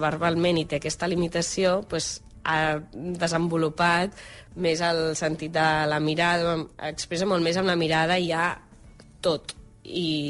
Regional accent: Barcelona, Catalonia, Spain; els dos som de Barcelona, el Roger de la Berneda, jo d'aquí de Gràcia, de tota la vida

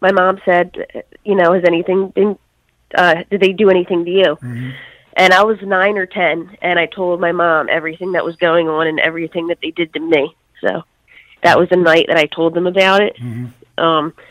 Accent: Philadelphia, Pennsylvania, United States; moved away as an adult; also born or lived in Bucks County, Newtown area; now in Newtown, United States; I grew up in Northeast in Mayfair, Philadelphia

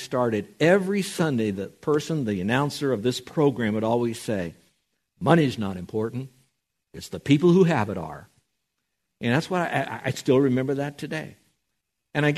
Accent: Miami, Florida, United States; growing up in Miami, Florida

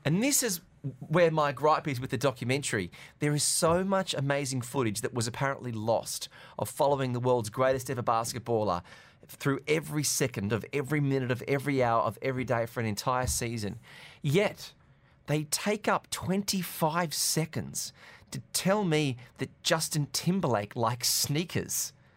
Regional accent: Australia; now in Dubai, United Arab Emirates; growing up in Australia

